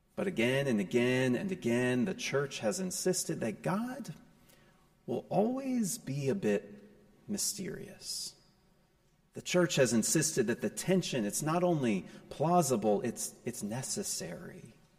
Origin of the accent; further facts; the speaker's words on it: Raleigh, North Carolina, United States; also born or lived in New Jersey; In the summer of 1987, I moved from New Jersey to Raleigh, just in time to enter the fourth grade.